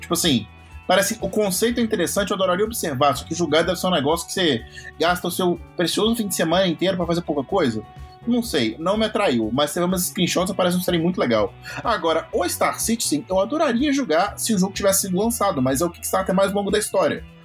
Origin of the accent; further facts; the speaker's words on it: Minas Gerais, Brazil; eu sou mineiro